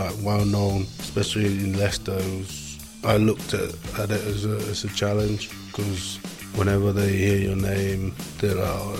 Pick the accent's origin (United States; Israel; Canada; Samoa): Samoa; One of seven. I'm the youngest. Growing up back home was, it was easy in a way.